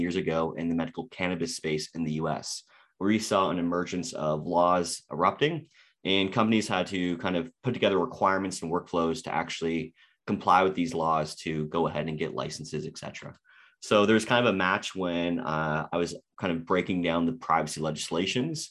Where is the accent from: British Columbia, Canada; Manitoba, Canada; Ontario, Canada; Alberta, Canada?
Ontario, Canada; Toronto; Canadian, born and raised in Toronto